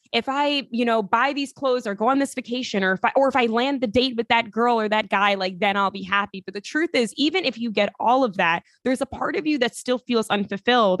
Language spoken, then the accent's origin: English; Long Island, New York, United States; I'm from Long Island originally